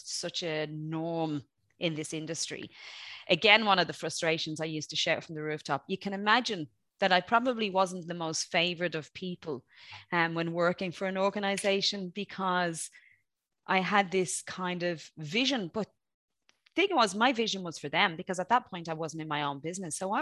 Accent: Dublin, Leinster, Ireland; also born or lived in Graiguenamanagh, County Kilkenny; I'm from Dublin, but I'm also from, part of my growing up was in a beautiful place called Greignamana, County Kilkenny

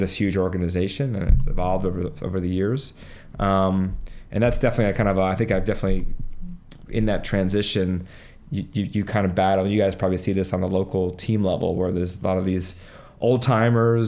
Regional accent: Long Island, New York, United States; I'm from Long Island. I went to Chaminade High School

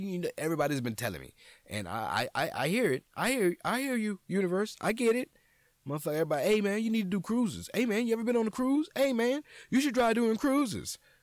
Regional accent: New Orleans, Louisiana, United States; moved away; I'm a nigga from New Orleans

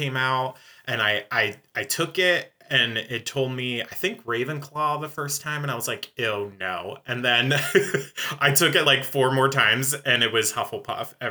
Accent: Pennsylvania, United States; I grew up in Pennsylvania

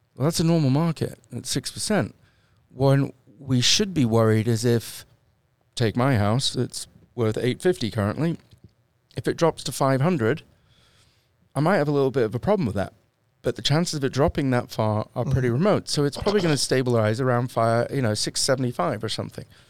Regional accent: United Kingdom; I'm British

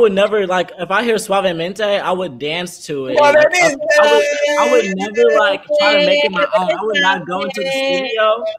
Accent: San Antonio, Texas, United States; because I'm from San Antonio

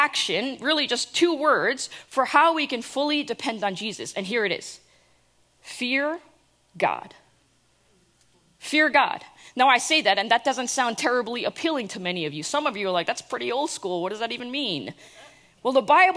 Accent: New Jersey, United States; I try to pretend like I'm not from New Jersey

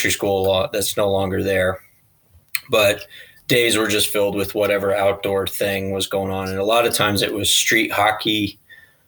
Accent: Colorado Springs, Colorado, United States; also born or lived in Fort Collins; Born and raised in Colorado Springs

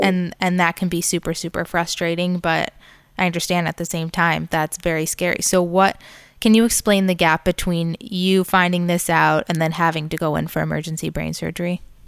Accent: Farmington, Michigan, United States; moved away as an adult; also born or lived in New York; now in Boca Raton, United States; I grew up in Farmington

